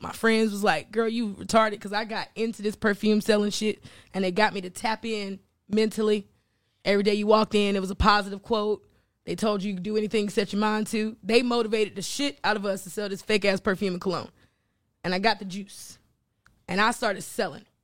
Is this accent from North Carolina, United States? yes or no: yes; North Carolina, United States; moved away as an adult; also born or lived in Florida / New York / Virginia; I'm from North Carolina, right? Shout out to Greensboro, North Carolina.